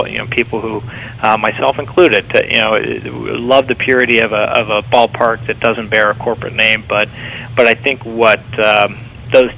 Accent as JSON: {"language": "English", "town": "Cincinnati", "region": "Ohio", "country": "United States", "tie": "born or raised there", "said": "my hometown of Cincinnati"}